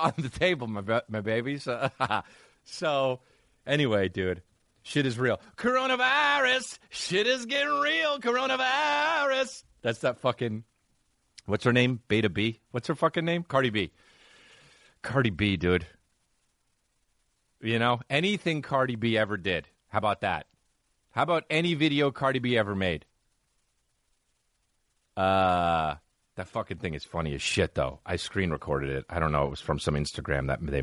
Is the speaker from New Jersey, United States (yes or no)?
yes; New Jersey, United States; I'm from New Jersey